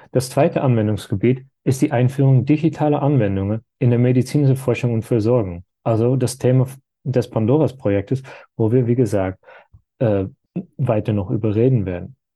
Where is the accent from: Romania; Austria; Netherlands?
Netherlands; German is a second language; Wie Sie hören können, komme ich ursprünglich nicht aus Deutschland, sondern aus den Niederlanden, wo ich meine Bachelor- und Masterstudium Philosophie absolviert habe.